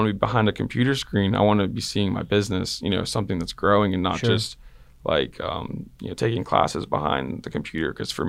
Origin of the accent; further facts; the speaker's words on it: Texas, United States; I like the Red Sox, but I'm also from Texas.